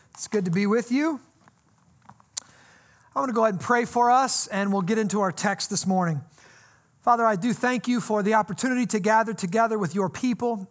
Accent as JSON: {"language": "English", "country": "United States", "tie": "born or raised there", "said": "I grew up here in the Quad Cities in a Christian home"}